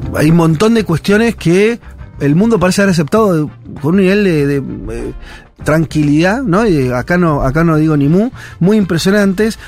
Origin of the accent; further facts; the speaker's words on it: Argentina; como, argentinos